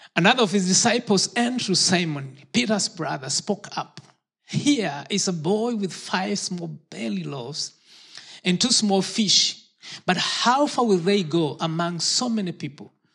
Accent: Kenya; moved away; I was born in Kenya

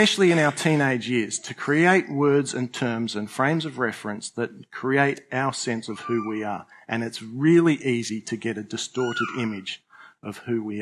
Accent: Australia; I'm an Australian

